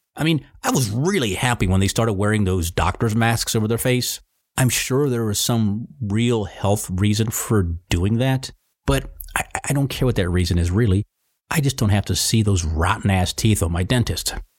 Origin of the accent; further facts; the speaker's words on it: Virginia, United States; Sir, Virginia, sir